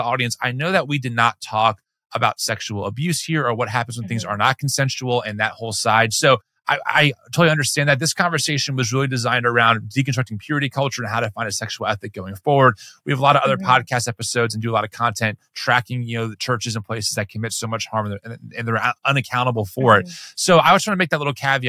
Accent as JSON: {"language": "English", "region": "New Jersey", "country": "United States", "said": "And we're from the East Coast. Like in Jersey"}